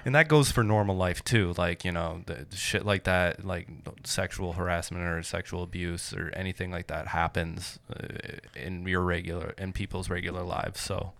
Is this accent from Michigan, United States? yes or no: yes; Michigan, United States; I grew up in Michigan